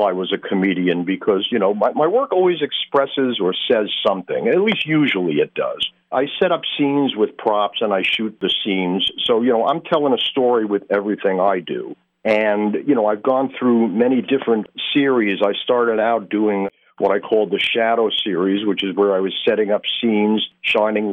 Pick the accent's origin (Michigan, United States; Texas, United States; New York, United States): New York, United States; Long Island; moved away as an adult; now in Poconos, United States; I'm originally from Long Island, New York, and I moved up here in about 1984.